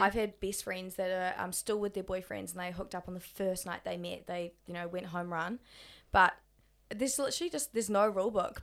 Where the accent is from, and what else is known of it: Australia; accent: Australian